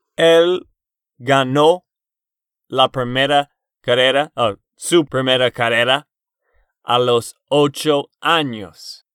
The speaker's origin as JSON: {"language": "Spanish", "region": "Texas", "country": "United States", "said": "de Texas, Estados Unidos"}